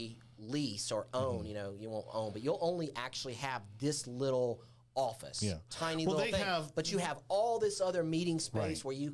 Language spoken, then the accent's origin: English; the South, United States; I'm a Southerner, right, and proud of it